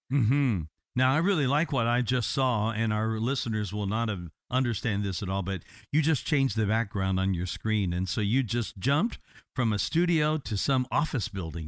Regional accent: Indiana, United States; now in Florida, United States; I'm from Indiana originally

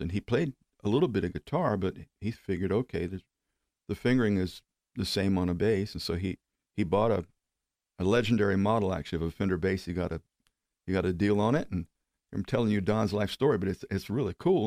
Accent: Oklahoma, United States; moved away as an adult; now in Florida, United States; we're from Oklahoma, right? Now, I've, I lived in Florida now almost thirty years

